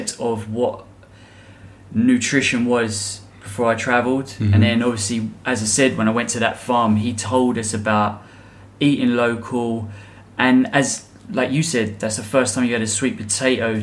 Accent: England, United Kingdom; I'm English.

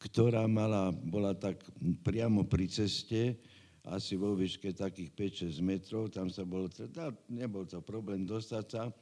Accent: Bratislava, Bratislava Region, Slovakia; Ja som Bratislavčan rodom.

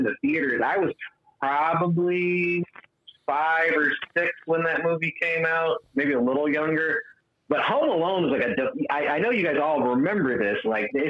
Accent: Chicago, Illinois, United States; moved away; I'm from North Suburban Chicago. Like, I'm actually familiar with some of the neighborhoods. Like, I used to ride my bike in some of the neighborhoods

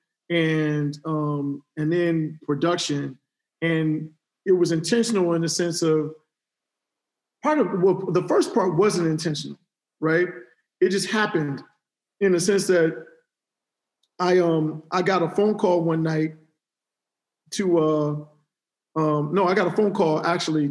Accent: Cleveland, Ohio, United States; moved away; also born or lived in Houston / New York; I'm from Cleveland, Ohio originally

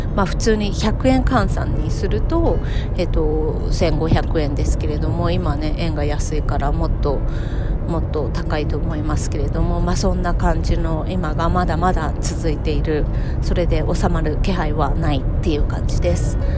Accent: Japan; now in United States; 日本に帰る

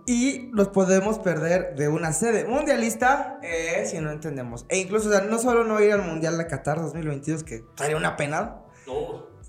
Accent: Guanajuato, Mexico; llevo toda mi vida viviendo en esta ciudad

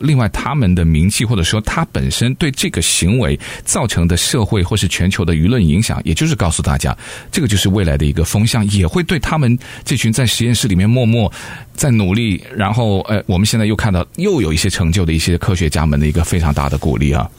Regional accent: United States; 我们美国人

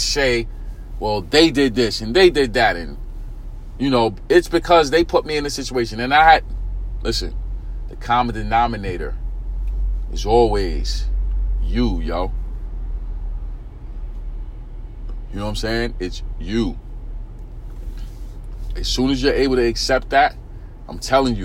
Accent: New York City, New York, United States; I grew up in East New York, Brooklyn, inner city community.

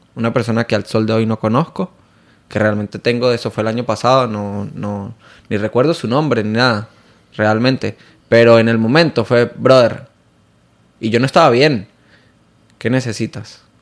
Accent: San Cristóbal, Táchira, Venezuela; moved away as an adult; now in Miami, United States; Él es también de, de mi misma ciudad de San Cristóbal

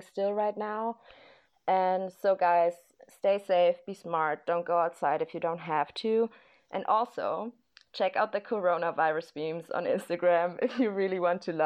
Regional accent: Italy; moved away as an adult; now in Madrid, Spain; I'm from Italy, but I decided to stay in Madrid for this quarantine

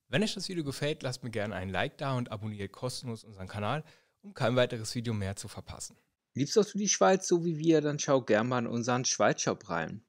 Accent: Germany; now in Basel, Switzerland; als Deutscher

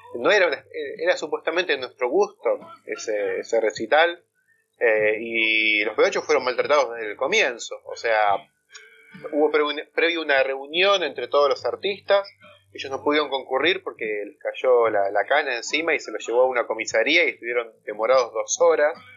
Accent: San Miguel, Buenos Aires Province, Argentina; moved away as an adult; now in Tigre, Argentina; Yo soy de San Miguel

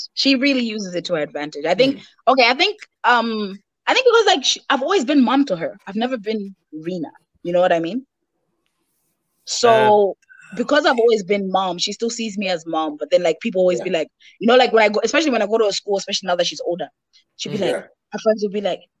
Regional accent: Malawi; English is a second language; Oh, you don't sound Malawian. I'm sorry, guys. I was educated by white people. It's not my fault.

